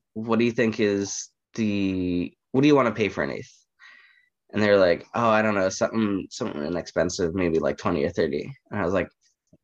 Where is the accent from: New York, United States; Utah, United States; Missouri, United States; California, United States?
California, United States; Bay Area; also born or lived in Chicago; So I'm from California, born and raised. I've lived in the Bay Area for the better part of my life